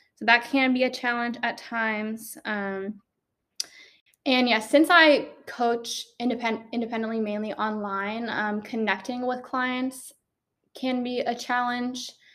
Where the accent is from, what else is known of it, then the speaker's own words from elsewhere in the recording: Maryland, United States; moved away as an adult; now in Georgia, United States; I am originally from Maryland. I came down here to Georgia for college